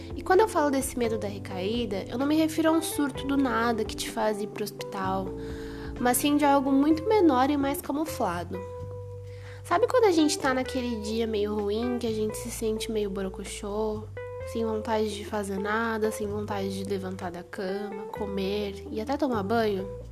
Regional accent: Brazil; eu sou brasileira

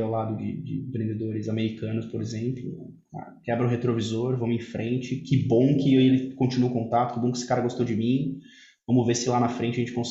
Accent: Italy; O, o italiano, a gente sabe, eu, eu sou, sou italiano, tenho, tem um sangue, um sangue emocional

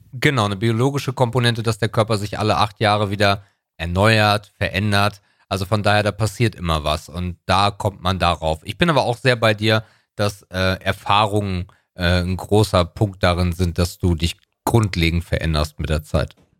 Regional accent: Northern Germany, Germany; bei uns im Norden heißt das Jahrmarkt und nicht Kirmes

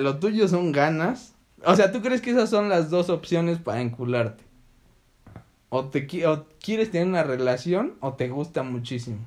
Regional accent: Belize; yo soy de Belice

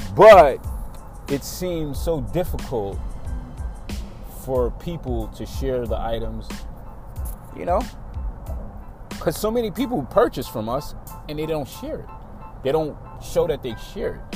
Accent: New York, United States; now in Atlanta, United States; I remember when I first moved to Atlanta, it was shocking because I come from New York

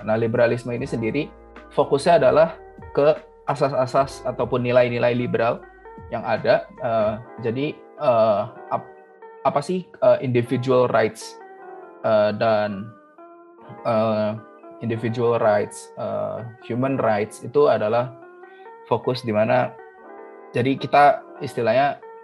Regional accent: Indonesia; moved away as an adult; now in Singapore; aku yang orang Indonesia

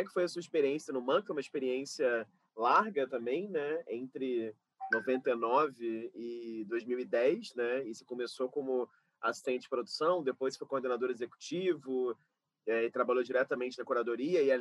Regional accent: Rio de Janeiro, Brazil; eu sou carioca, né?

